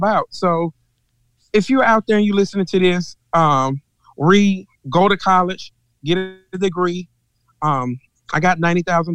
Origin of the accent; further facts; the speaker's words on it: Mississippi, United States; I'm from Mississippi and I'm old school